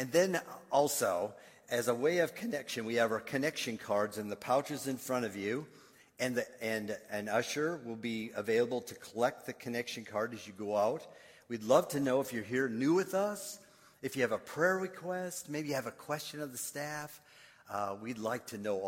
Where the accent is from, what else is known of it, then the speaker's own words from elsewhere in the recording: Minnesota, United States; moved away; I grew up in Minnesota